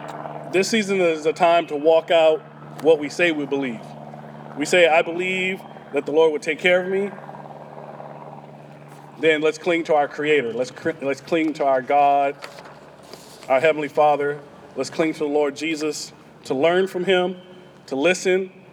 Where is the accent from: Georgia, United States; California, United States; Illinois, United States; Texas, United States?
Texas, United States; I'm from Texas. I mean, we Texans